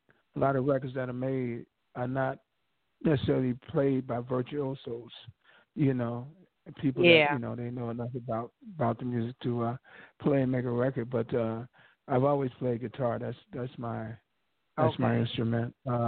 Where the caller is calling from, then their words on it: Atlanta, Georgia, United States; I'm calling from ATL.